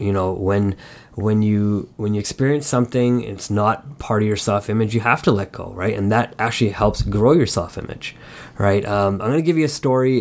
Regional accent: Montreal, Quebec, Canada; I was born in Montreal and, and growing up as a kid there

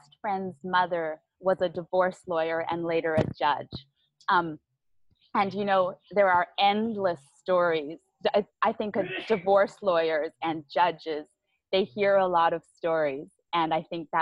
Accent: Vancouver Island, British Columbia, Canada; moved away as an adult; now in Vietnam; I'm from Vancouver Island

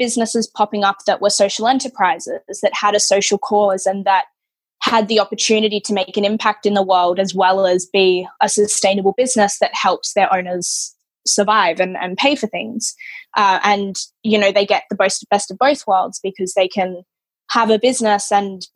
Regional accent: Australia; I was born in Australia

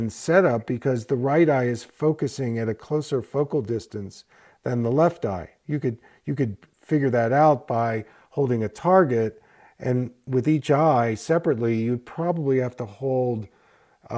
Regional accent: East Coast, United States; also born or lived in Philadelphia; I grew up in the East Coast, and so I began my first practice in Philadelphia

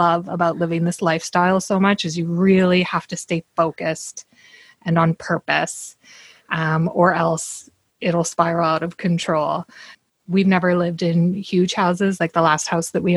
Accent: Canada; I'm a Canadian woman living in Squamish, British Columbia

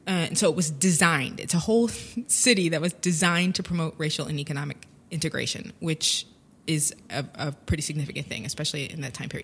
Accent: United States; moved away as an adult; as an American

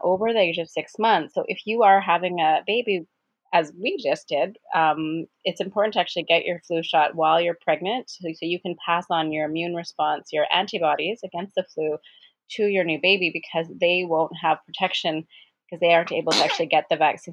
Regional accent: Edmonton, Alberta, Canada; moved away; I'm from Edmonton originally, and so a lot of my friends live there

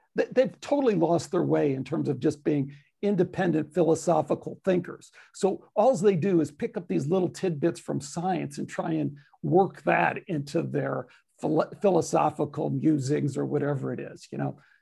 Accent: Chicago, Illinois, United States; I have the Chicago, you know, don't screw with me, don't tell me I'm from Chicago kind of thing

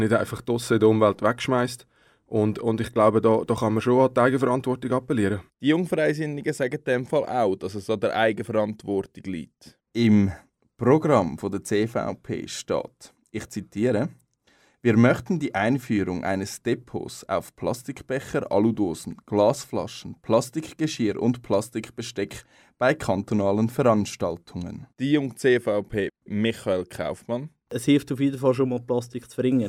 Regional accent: Switzerland; wir als Schweizer

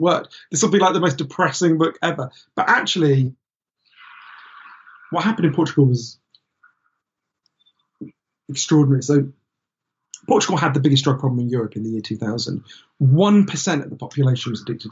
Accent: United Kingdom; we're British

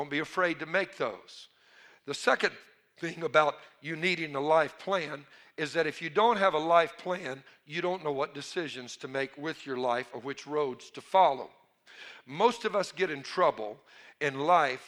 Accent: Cajun, Louisiana, United States; I'm a Cajun.

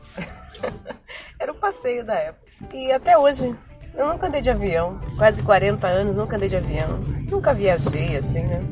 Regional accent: ABC Paulista, São Paulo, Brazil; eu sou da BC, que são cidades vizinhas

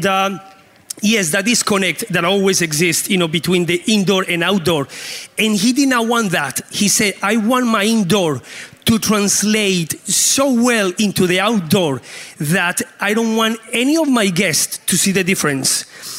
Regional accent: Canada; now in Colombia; Because as a Canadian, I love the cold weather, you know, so we can switch. I'll make sure you get a good welcome in Colombia.

